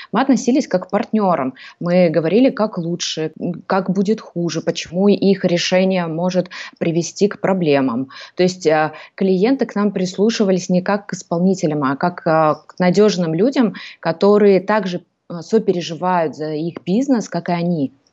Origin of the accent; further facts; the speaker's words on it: Almaty, Kazakhstan; moved away as an adult; now in Greece; я сама из Казахстана, из города Алматы